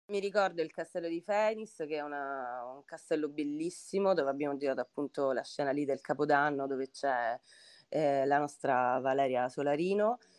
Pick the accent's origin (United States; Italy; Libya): Italy; Sicily; da siciliana